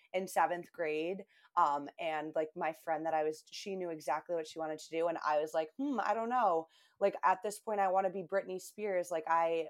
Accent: Buffalo, New York, United States; also born or lived in Albany, New York; now in Boston, United States; I grew up in Buffalo, New York, but moved to Boston, where I live now

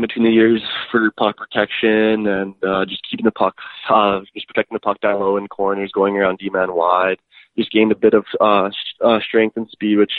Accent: Edmonton, Alberta, Canada; Born and raised in Edmonton, Alberta.

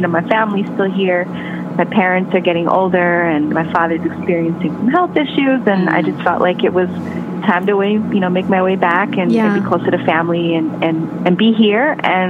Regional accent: Chicago, Illinois, United States; moved away as an adult; also born or lived in New York / Los Angeles; I was born and raised in Chicago, and I left in 96 to go to school, and that took me to the East Coast for about 8 years between school and then moving to New York

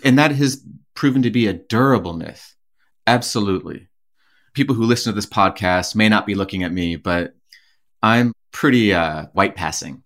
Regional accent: Leech Lake Reservation, northern Minnesota, United States; moved away as an adult; growing up, as we did on the Leech Lake Reservation

